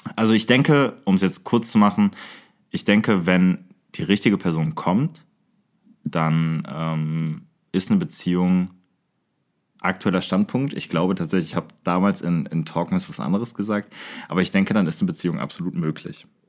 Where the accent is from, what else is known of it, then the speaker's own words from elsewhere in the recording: Aachen, North Rhine-Westphalia, Germany; wir kommen bekanntermaßen aus Aachen, wir beide